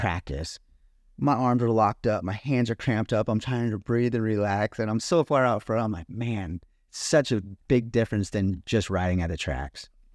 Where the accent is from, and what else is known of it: Ramona, California, United States; born or raised there; also born or lived in Poway, California / Alpine, California